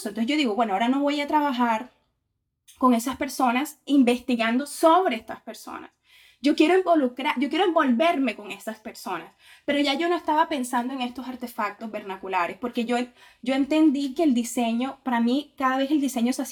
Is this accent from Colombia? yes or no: yes; Caribbean Region, Colombia; yo soy del Caribe colombiano, de la región Caribe, ahí en, sí, frente al mar Caribe